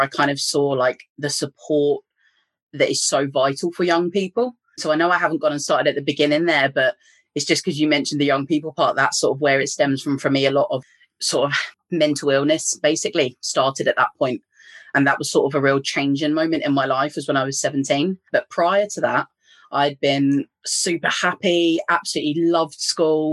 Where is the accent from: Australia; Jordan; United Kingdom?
United Kingdom; England; moved away as an adult; now in Northern Ireland, United Kingdom; you can probably tell from my accent, I'm from England, but I live in Northern Ireland and I've been over here for about 10 years